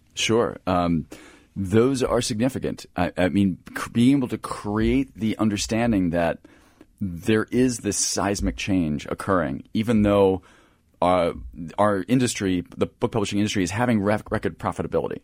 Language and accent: English; Philadelphia, Pennsylvania, United States; being in the Philadelphia area